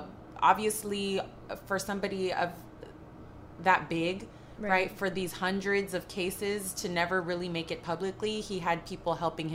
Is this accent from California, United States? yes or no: yes; Los Angeles, California, United States; We're both like born and raised in Los Angeles.